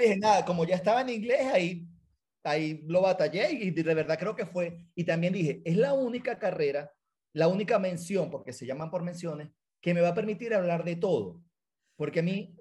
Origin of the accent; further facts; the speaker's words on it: San Joaquín, Carabobo, Venezuela; moved away as an adult; now in United States; yo soy de San Joaquín, Las Panelas